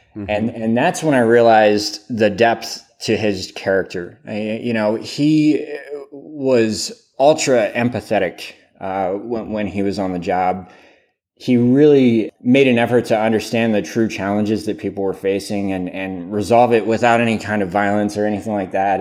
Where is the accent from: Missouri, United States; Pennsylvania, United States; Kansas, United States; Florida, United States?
Pennsylvania, United States; I grew up in Pennsylvania, uh, smaller town